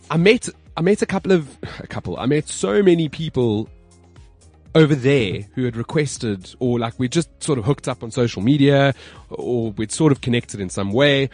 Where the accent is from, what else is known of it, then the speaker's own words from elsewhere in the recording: Johannesburg, Gauteng, South Africa; my hometown, Johannesburg.